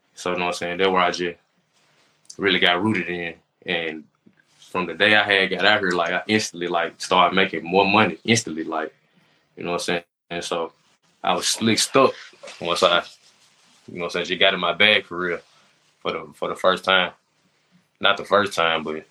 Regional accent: Memphis, Tennessee, United States; now in Atlanta, United States; I'm from Memphis.

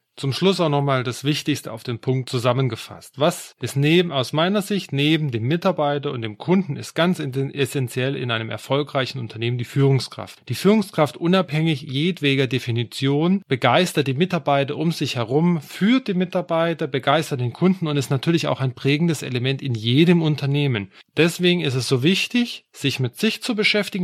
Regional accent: Swabia, Germany; würde ich jetzt als Schwabe sagen

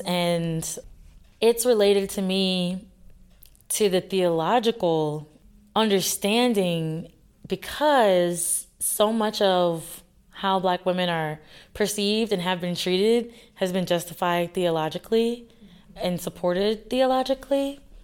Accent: across the lake from New Orleans, Louisiana, United States; moved away; my family is, we're from Louisiana, right across the lake from New Orleans.

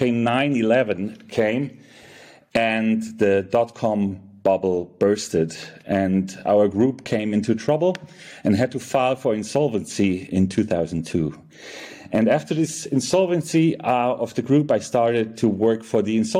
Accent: Munich, Bavaria, Germany; also born or lived in Frankfurt, Germany; I was born and raised in Germany, in Munich

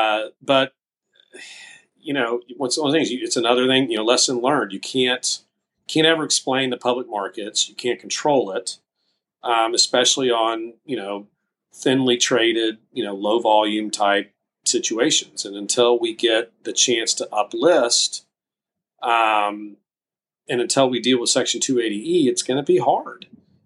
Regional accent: Texas, United States; now in Fort Lauderdale, United States; Yep. Spend a lot of time in Fort Lauderdale now because our office is here

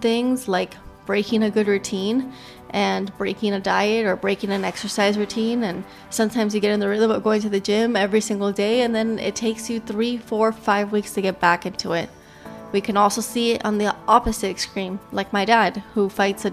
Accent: Miami, Florida, United States; I am from Miami

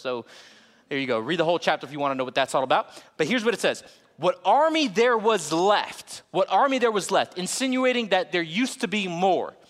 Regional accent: Florida, United States; now in Texas, United States; I'm from Florida

